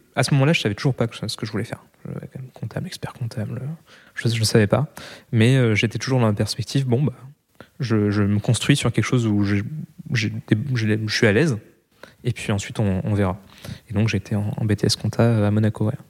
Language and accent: French; Roquebrune-Cap-Martin, Provence-Alpes-Côte d'Azur, France; also born or lived in Val-de-Marne, Île-de-France; je suis né en région parisienne, dans le 94, mais quand j'avais un mois, mes parents ont directement déménagé dans le sud de la France.